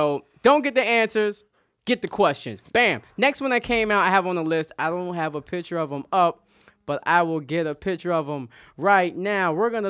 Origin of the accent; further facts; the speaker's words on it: Yonkers, New York, United States; I'm Uptown. I'm way Uptown. I'm Yonkers.